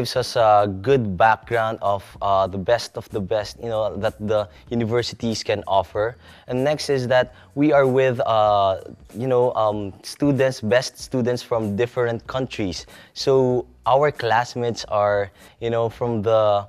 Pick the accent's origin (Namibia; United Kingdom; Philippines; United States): Philippines; Manila, Metro Manila; moved away; I came from Manila, Philippines.